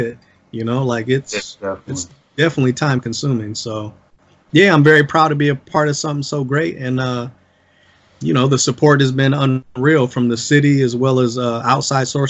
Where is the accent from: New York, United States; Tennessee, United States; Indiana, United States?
Indiana, United States; South Bend; I'm from South Bend, Indiana. I'm from the same places as everybody else around the city